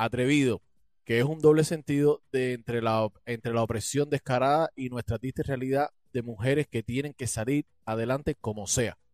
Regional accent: Cuba; canto más acompañado que nunca porque somos más cubanos de patria y vida que los de patria o muerte

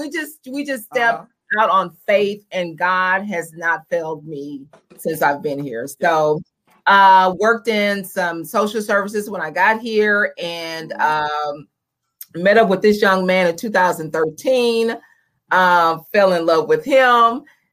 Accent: Houston, Texas, United States; moved away as an adult; now in New York, United States; I am from Houston, Texas. I was born and raised there. That's where my family is.

